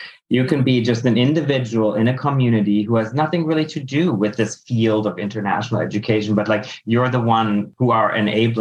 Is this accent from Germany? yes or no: yes; Berlin, Germany; first language German; English is a second language; So I grew up in Germany, in Berlin, Germany. I was born there to an American father and a German mother. Grew up actually speaking mostly German at home